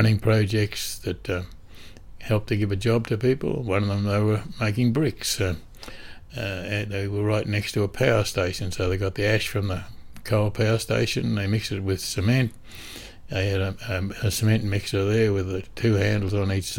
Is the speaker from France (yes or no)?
no; Australia; being an Australian